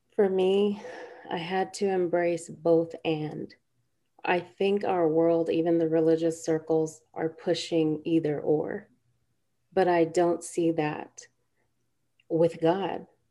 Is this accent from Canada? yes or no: no; India; We're both from India. Our parents are both from Kerala, from the South